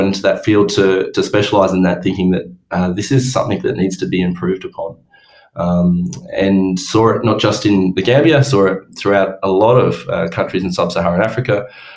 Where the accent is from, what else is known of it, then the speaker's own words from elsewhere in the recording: Orange, New South Wales, Australia; moved away as an adult; also born or lived in Townsville / Perth; I grew up in Orange